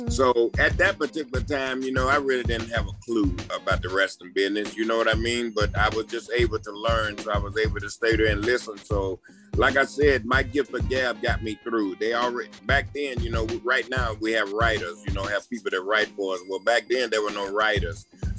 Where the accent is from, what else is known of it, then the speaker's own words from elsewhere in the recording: Birmingham, Alabama, United States; I remember growing up in Birmingham, Alabama